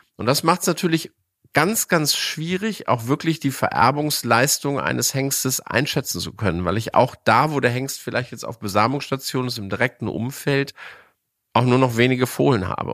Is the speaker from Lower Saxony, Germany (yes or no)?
yes; Hänigsen, Lower Saxony, Germany; Ich bin ja noch in Zeiten groß geworden, wo es die Deckstelle bei uns vor der Haustür Henigsen gab